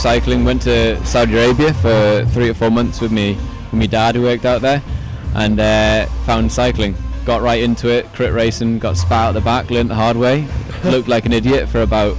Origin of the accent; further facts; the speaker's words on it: Newcastle, North East England, United Kingdom; it's my accent's not even that bad, eh? So I'm originally from Newcastle in the UK. Been travelling around all my life, haven't quite lost the accent.